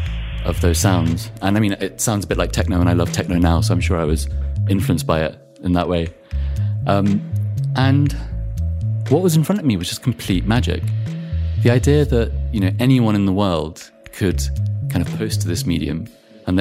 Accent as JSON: {"language": "English", "town": "Wellingborough", "region": "East Midlands", "country": "United Kingdom", "tie": "born or raised there", "said": "Wellingborough, where I grew up, was very different from that."}